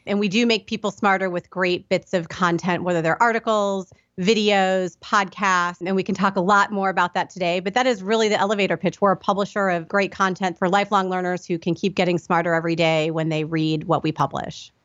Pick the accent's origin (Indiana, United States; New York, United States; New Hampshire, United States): Indiana, United States; Indianapolis; moved away; I grew up in Indianapolis, Indiana